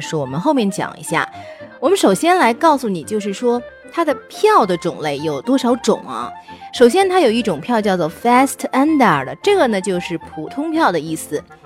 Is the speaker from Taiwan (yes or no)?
no; China; 我们中国人特别喜欢逗小孩儿